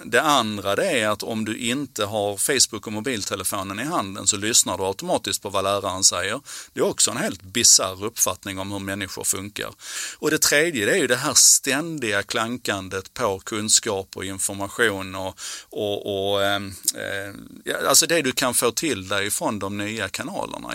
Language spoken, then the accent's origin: Swedish; Malmö, Skåne, Sweden; på 70-talet när jag växte upp i Malmö